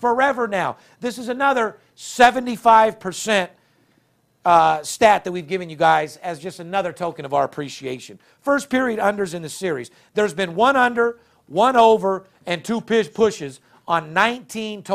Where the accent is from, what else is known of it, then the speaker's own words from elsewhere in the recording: North Las Vegas, Nevada, United States; I'm born and raised in North Las Vegas